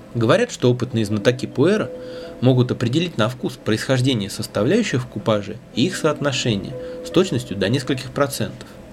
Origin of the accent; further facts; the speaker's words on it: Russia; наша огромная страна